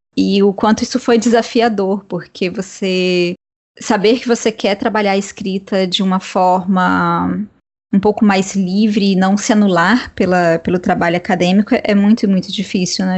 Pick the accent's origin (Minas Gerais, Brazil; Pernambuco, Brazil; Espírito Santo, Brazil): Espírito Santo, Brazil; isso está acontecendo na terra né, de, onde, de onde eu venho